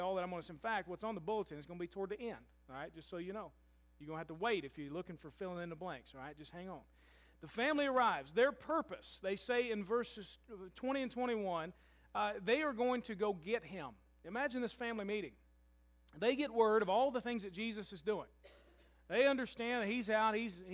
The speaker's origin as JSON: {"language": "English", "town": "Louisville", "region": "Kentucky", "country": "United States", "moved": "as an adult", "lives_now": "Murray, United States", "said": "I'm from Louisville"}